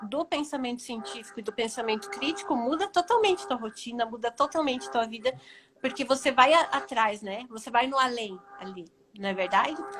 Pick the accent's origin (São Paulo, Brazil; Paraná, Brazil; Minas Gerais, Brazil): Paraná, Brazil; eu sou daqui do Paraná mesmo